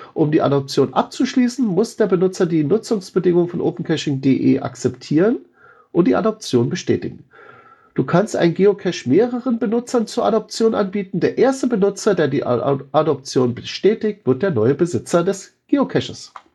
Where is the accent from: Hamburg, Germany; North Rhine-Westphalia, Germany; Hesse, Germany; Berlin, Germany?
Berlin, Germany; mir als Berliner